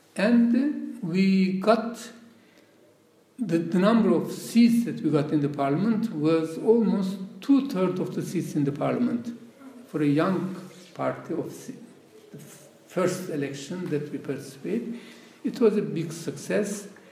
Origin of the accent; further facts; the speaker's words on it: Turkey; first language Laz; English is a second language; moved away as an adult; My mother tongue is not Turkish. Okay. It's a language spoken. It's a tribal language which has no alphabet, which is spoken uh, in the Caucasus.